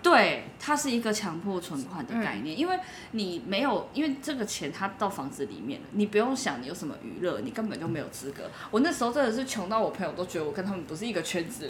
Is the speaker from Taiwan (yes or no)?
yes; Taipei, Taiwan; 我在信义区长大的